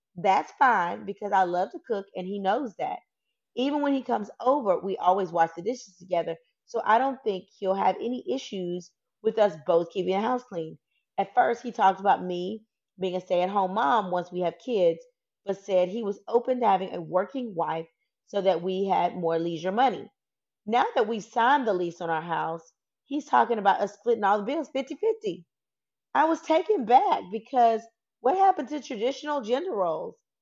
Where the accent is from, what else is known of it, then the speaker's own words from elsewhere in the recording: the South, United States; I'm from the South. I'm Southern